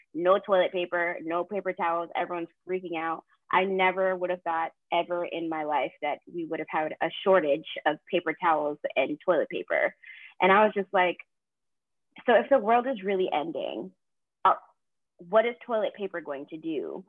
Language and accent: English; Boston, Massachusetts, United States; moved away as an adult; now in North Carolina, United States; I'm actually from Boston